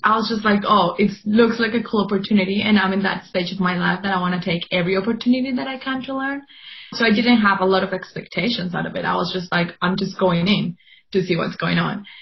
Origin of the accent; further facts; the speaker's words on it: Colombia; now in Melbourne, Australia; I'm also from Colombia